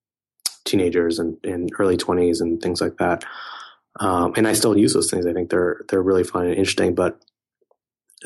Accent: Silicon Valley, California, United States; I grew up around a lot of technology companies growing up in Silicon Valley

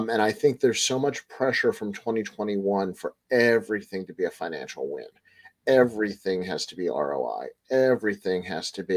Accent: Baltimore, Maryland, United States; I'm from Baltimore

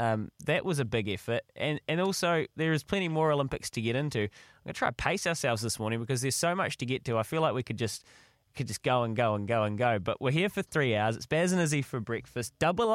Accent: New Zealand; proud to be a New Zealander.

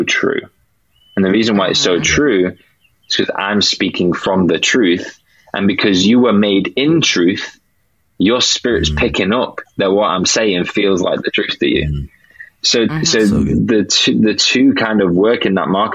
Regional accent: United Kingdom

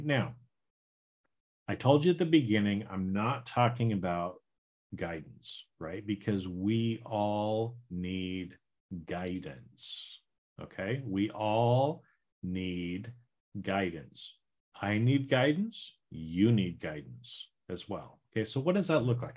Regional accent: Idaho, United States; now in California, United States; So right now I live in California and I grew up in Idaho

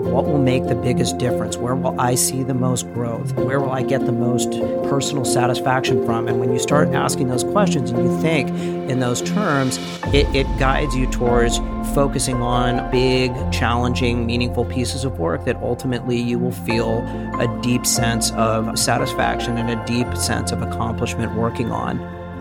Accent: Bay Area, California, United States; moved away as an adult; I was from the Bay Area

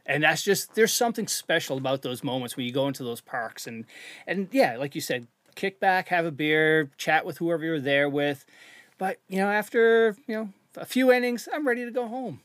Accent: Canada; moved away; I'm from Canada originally. So, we grew up playing road hockey, street hockey

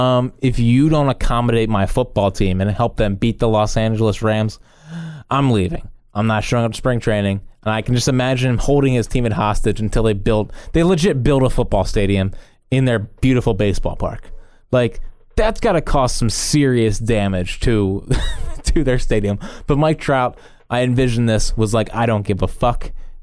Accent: Sydney, New South Wales, Australia; First of all, I live, born and bred in Sydney, Australia, and I have the Eagles disease.

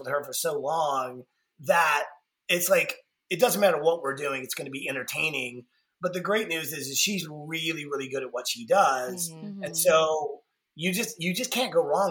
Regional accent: Atlanta, Georgia, United States; being born and raised in Atlanta

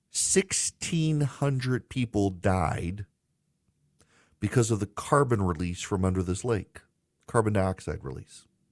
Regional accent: Louisiana, United States; I'm from Louisiana

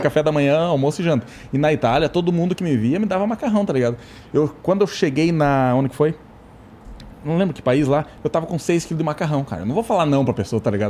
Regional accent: Santa Catarina, Brazil; also born or lived in Rio Grande do Sul; Eu sou, sou do Rio Grande do Sul, só que eu me considero mais catarina, né, cara? Eu só nasci no Rio Grande do Sul.

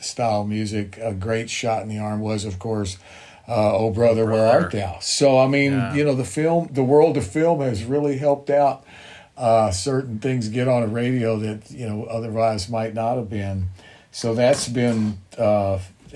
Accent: Bowling Green, Kentucky, United States; my hometown in Bowling Green

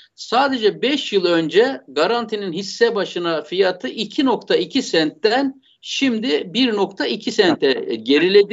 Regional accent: Black Sea Region, Turkey; ben bir Karadenizli olarak

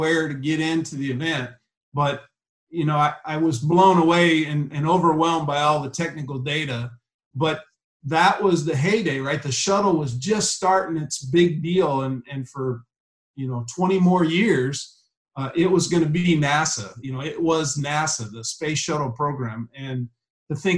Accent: Ashland, Nebraska, United States; moved away; I came from Ashland, Nebraska, with a population of about 1,800 people

